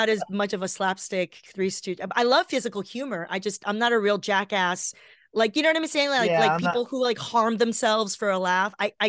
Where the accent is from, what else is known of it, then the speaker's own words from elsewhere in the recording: Los Angeles, California, United States; I grew up down here in Los Angeles.